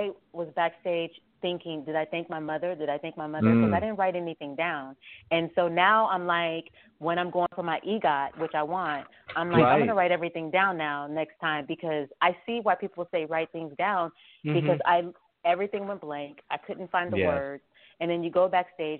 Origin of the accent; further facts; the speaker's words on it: Las Vegas, Nevada, United States; also born or lived in Shreveport, Louisiana; now in New York, United States; I'm from Las Vegas, where I grew up